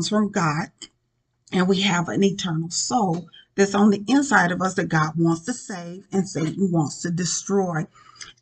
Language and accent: English; Indianapolis, Indiana, United States; moved away as an adult; also born or lived in Richmond, Indiana; the Lord brought me back to my hometown in Indianapolis